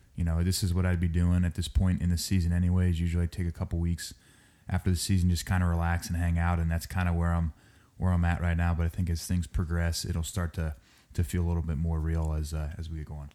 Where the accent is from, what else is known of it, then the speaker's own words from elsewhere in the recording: Cincinnati, Ohio, United States; I'm from Cincinnati, Ohio.